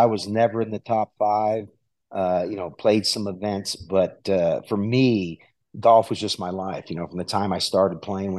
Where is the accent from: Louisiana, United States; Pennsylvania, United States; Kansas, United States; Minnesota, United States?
Louisiana, United States; New Orleans; moved away as an adult; also born or lived in Houston, Texas / Austin, Texas / Indian Wells, California; now in Arizona, United States; growing up in New Orleans, I grew up at, you know, public golf courses.